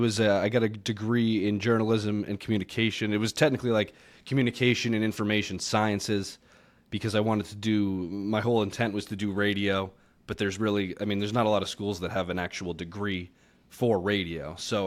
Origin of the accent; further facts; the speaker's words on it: Massachusetts, United States; moved away as an adult; now in Las Vegas, United States; I'm originally from just outside of Boston, south of Boston, down near Cape Cod. So out that way, and I've been all over the place ever since leaving right before college.